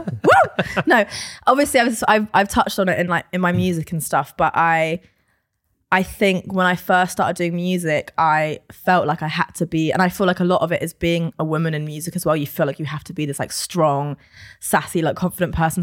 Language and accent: English; London, United Kingdom; I am born and raised in London